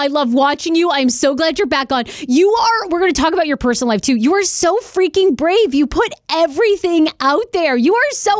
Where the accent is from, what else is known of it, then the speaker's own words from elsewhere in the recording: New York City, New York, United States; as a New Yorker